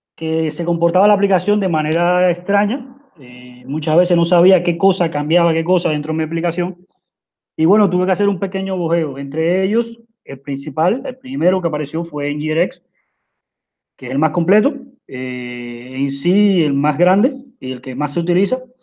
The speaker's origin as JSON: {"language": "Spanish", "country": "Cuba", "moved": "yes", "lives_now": "Uruguay", "said": "soy de Cuba, pero estoy viviendo en Uruguay."}